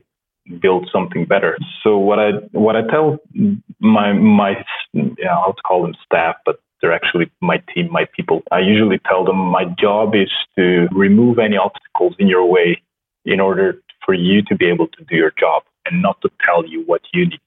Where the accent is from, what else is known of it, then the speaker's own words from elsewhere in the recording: Slovenia; first language Slovenian; English is a second language; I come from a very small country in Europe, and it's kind of normal for us to learn languages at a very early age. So I started with English, obviously. My native language is Slovenian